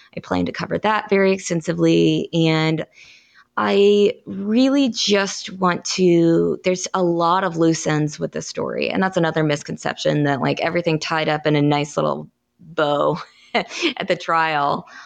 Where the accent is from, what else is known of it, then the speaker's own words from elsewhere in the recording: Kansas, United States; moved away as an adult; also born or lived in Missouri / Illinois; now in South Carolina, United States; I'm from Kansas. I worked in Missouri and Illinois before moving to South Carolina